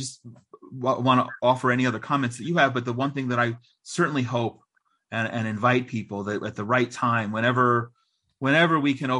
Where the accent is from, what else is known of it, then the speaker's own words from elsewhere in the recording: United States; moved away as an adult; now in Israel; anywhere I lived as a child growing up in America.